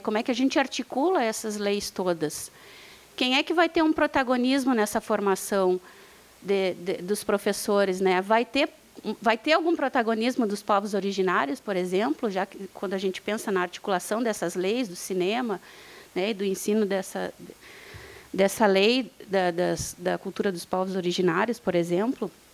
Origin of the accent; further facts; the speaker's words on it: Bagé, Rio Grande do Sul, Brazil; eu sou de Bagé